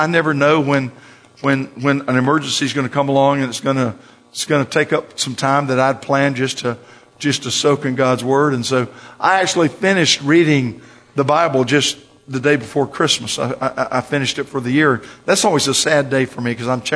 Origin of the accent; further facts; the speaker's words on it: Florida, United States; I'm from Florida